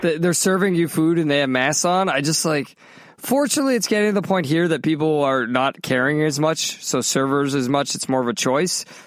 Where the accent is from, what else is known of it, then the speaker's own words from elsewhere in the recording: Massachusetts, United States; also born or lived in Southern California; now in Florida, United States; when I was growing up in Massachusetts